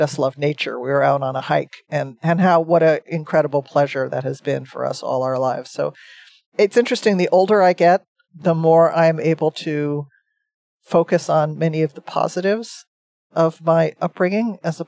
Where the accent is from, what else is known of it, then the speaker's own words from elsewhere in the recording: New Jersey, United States; I grew up in New Jersey on the East Coast.